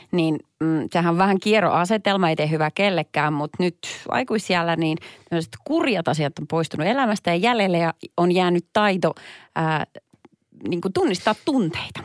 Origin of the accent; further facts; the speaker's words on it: Perniö, Southwest Finland, Finland; now in Helsinki capital region, Finland; Mä oon siis lähtöisin pienestä Perniö-nimisestä paikasta